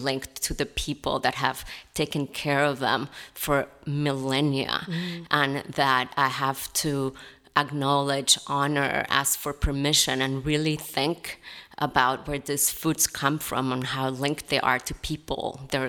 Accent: Colombia; moved away; I am originally from Colombia. My grandparents are Jewish. I'm a settler immigrant to these lands.

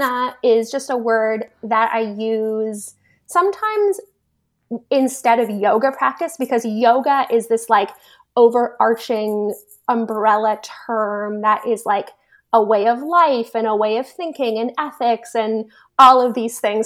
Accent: Toronto, Ontario, Canada; moved away as an adult; I grew up in Toronto, which is a huge city in Canada.

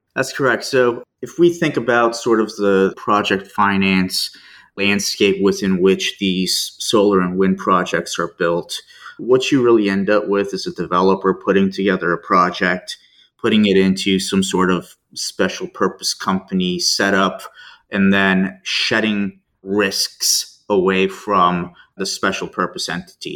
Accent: Denver, Colorado, United States; moved away as an adult; also born or lived in Turkey / Tulsa, Oklahoma / Chicago / France; now in Houston, United States; Spent most of my childhood growing up in Denver.

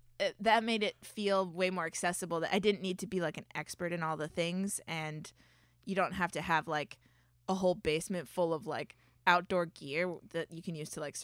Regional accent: Florida, United States; I mean, I grew up in Florida, so winter is like, what's happening?

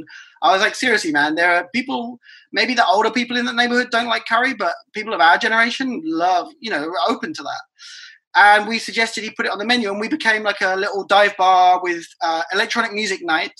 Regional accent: England, United Kingdom; moved away as an adult; also born or lived in Toronto, Canada; now in Colombia; I was born in England, moved to Canada like about 10, 12 years ago, lived in Toronto for a long time, which is where I learned to bartend. And then I moved to Colombia two years ago.

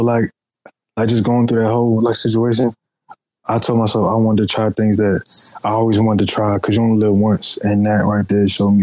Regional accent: Philadelphia, Pennsylvania, United States; also born or lived in Charlotte, North Carolina; now in Atlanta, United States; Originally Philadelphia, but I live half my life in well, a little bit more than half my life in Charlotte, North Carolina, and I'm currently living in Atlanta, Georgia, right now

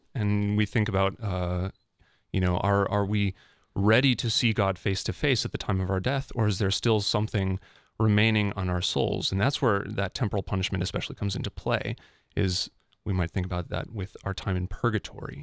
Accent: Fargo, North Dakota, United States; growing up in the Fargo, North Dakota area, I went to Catholic schools from kindergarten through twelfth grade

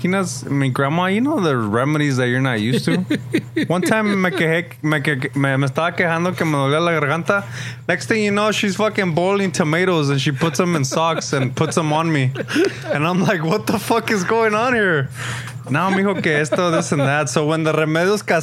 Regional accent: Bell Gardens, California, United States; when I was a kid, growing up in Bell Gardens

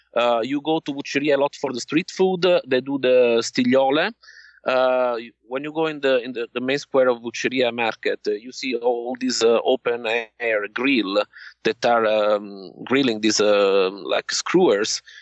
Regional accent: Naples, Campania, Italy; I'm from Naples

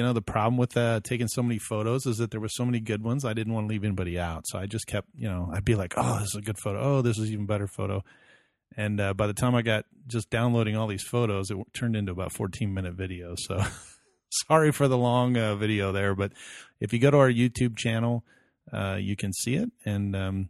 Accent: Arizona, United States; from Arizona

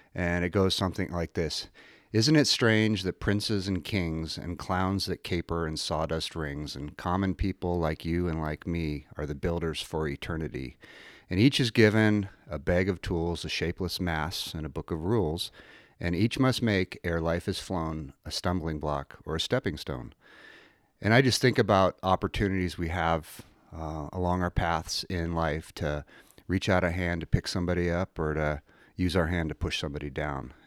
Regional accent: Billings, Montana, United States; I grew up in Billings

